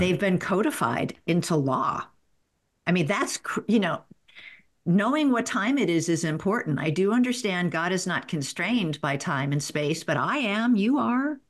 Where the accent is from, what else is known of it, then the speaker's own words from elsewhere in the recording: the South, United States; I'm from the South